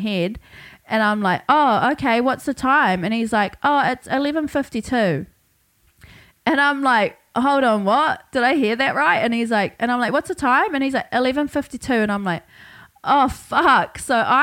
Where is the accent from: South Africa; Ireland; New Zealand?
New Zealand; Hawke's Bay; now in Brisbane, Australia; I got back to Brisbane about a week ago after spending 3 whole weeks in my hometown, Hawke's Bay, New Zealand